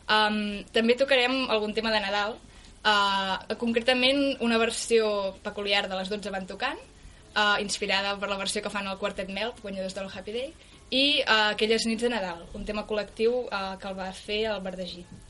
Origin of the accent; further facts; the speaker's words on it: Manresa, Catalonia, Spain; nosaltres venim de Manresa